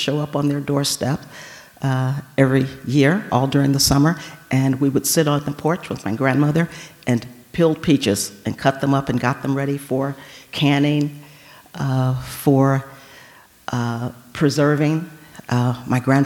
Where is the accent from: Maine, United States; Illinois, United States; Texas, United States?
Illinois, United States; Chicago; moved away as an adult; Chicago is my home. I was born and raised on the South Side